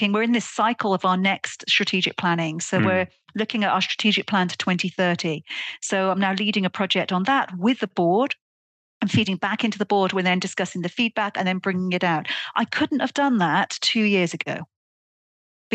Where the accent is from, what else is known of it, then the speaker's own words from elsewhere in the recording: Welsh, Wales, United Kingdom; moved away; also born or lived in Netherlands; as a Welsh person